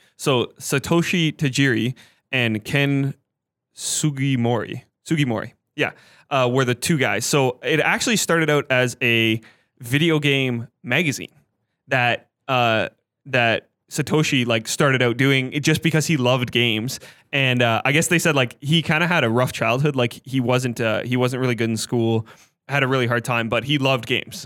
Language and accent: English; Canada; we're Canadian